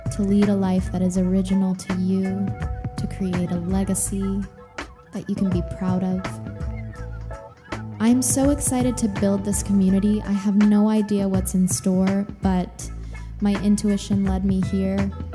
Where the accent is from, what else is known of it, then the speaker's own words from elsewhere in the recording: Texas, United States; now in California, United States; growing up in Texas